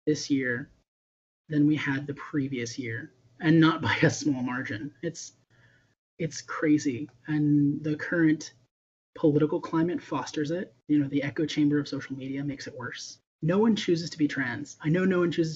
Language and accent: English; Lynchburg, Virginia, United States; I grew up in Lynchburg, Virginia